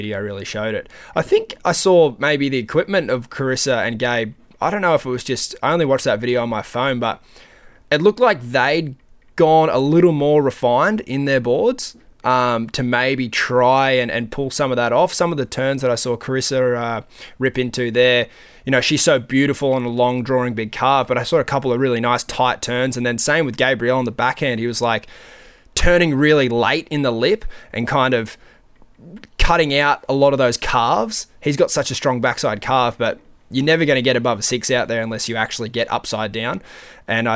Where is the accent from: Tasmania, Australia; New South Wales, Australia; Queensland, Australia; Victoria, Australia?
Queensland, Australia; Gold Coast; a Aussie from the Gold Coast